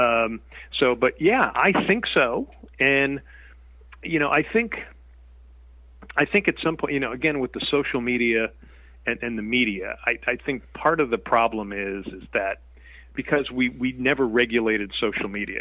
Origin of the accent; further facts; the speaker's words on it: Connecticut, United States; moved away as an adult; also born or lived in Nevada; I was born and raised in Connecticut